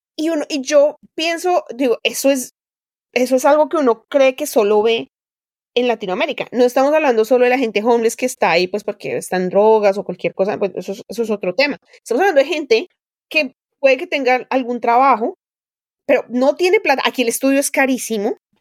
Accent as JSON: {"language": "Spanish", "country": "Colombia", "tie": "born or raised there", "moved": "as an adult", "lives_now": "United States", "said": "cruzaba todo mi pueblo de la sabana y llegaba a una pequeña escuela rural"}